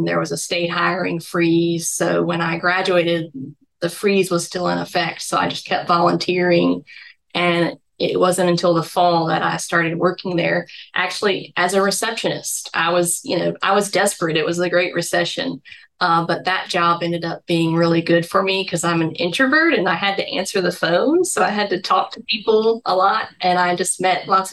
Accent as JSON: {"language": "English", "town": "Baton Rouge", "region": "Louisiana", "country": "United States", "tie": "born or raised there", "moved": "as an adult", "lives_now": "Jackson, United States", "said": "I'm from the Baton Rouge area in South Louisiana. That's where I grew up"}